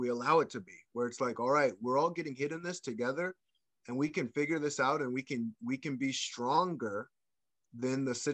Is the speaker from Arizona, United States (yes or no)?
yes; Ahwatukee, Arizona, United States; you can tell I grew up in Ahwatukee.